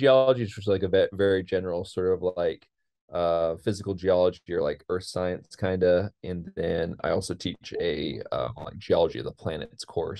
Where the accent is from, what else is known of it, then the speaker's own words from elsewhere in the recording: Modesto, California, United States; moved away as an adult; now in Tennessee, United States; I'm originally from Modesto, California, and came out to Tennessee to do a PhD on Mars geology. And I'm still working at the University of Tennessee.